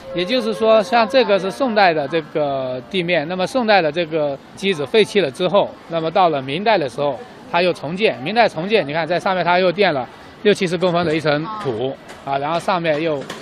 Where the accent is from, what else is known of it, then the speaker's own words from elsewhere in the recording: Guangzhou, Guangdong, China; 我们广州人有句话叫做“有牌要等你很久”